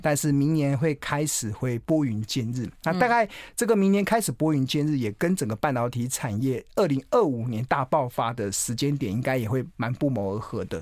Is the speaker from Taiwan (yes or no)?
yes; Taiwan; 我一定是跟台湾同道一命